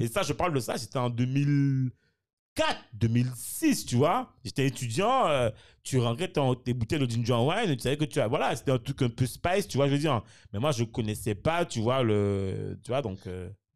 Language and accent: French; Morne-à-l'Eau, Guadeloupe, France; je suis de Mondalo